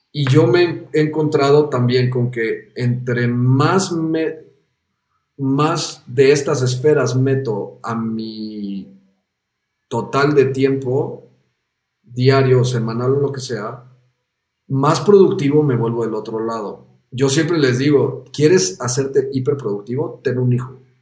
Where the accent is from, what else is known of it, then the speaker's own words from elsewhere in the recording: Mexico; moved away as an adult; also born or lived in Amsterdam; siendo mexicano